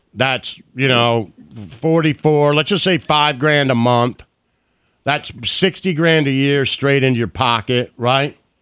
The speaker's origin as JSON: {"language": "English", "town": "Detroit", "region": "Michigan", "country": "United States", "tie": "born or raised there", "said": "me growing up in Detroit in the '80s"}